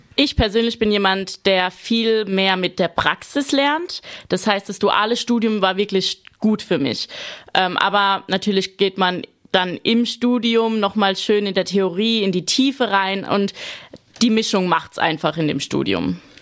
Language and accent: German; Rhineland-Palatinate, Germany; als ich klein war, ein paar Rebzeilen bei uns im Garten vom Opa und vom Uropa